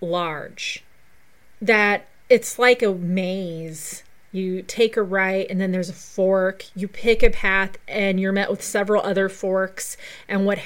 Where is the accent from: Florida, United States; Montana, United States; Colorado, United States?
Colorado, United States; Pueblo; my hometown of Pueblo